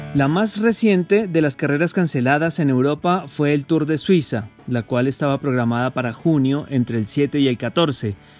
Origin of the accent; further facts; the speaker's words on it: Colombia; a todos los colombianos